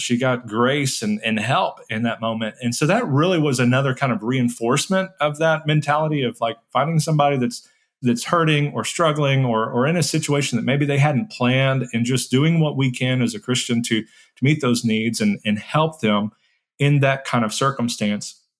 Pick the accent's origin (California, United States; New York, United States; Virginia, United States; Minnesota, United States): California, United States; San Bernardino; I was born in San Bernardino, California to a teen mom